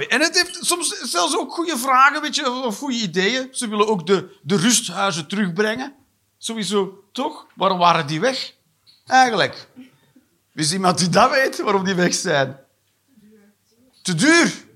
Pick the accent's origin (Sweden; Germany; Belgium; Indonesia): Belgium; moved away; also born or lived in Eindhoven / Netherlands; als Belg